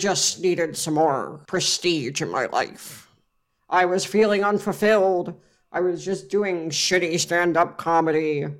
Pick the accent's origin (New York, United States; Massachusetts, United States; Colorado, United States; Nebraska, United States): New York, United States; Rochester; Upstate New York, Rochester, up near the Great Lakes, Lake Erie.